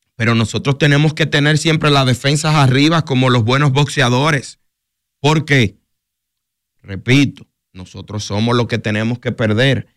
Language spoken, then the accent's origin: Spanish; Dominican Republic; nosotros los dominicanos